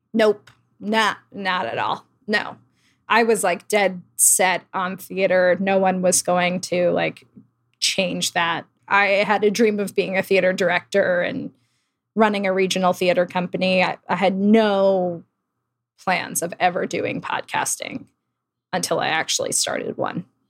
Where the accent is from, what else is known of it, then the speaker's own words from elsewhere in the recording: Old Bridge, New Jersey, United States; now in New York, United States; I grew up in New Jersey, um, in a town called Old Bridge